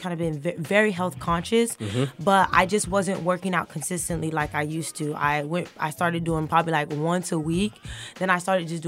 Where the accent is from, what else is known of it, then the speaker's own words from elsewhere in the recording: Fort Lauderdale, Florida, United States; I am from South Florida, Fort Lauderdale